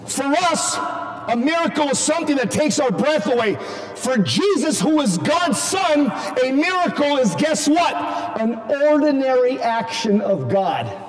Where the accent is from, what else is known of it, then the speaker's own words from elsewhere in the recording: Southern California, United States; moved away as an adult; now in Phoenix, United States; I just moved from Southern California a year and a half ago